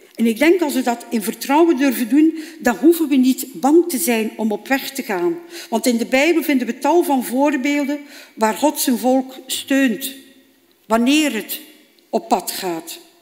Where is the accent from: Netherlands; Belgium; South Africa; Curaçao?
Belgium; Bruges, Flanders; heb ik een eh, opleiding gevolgd bij ons in Brugge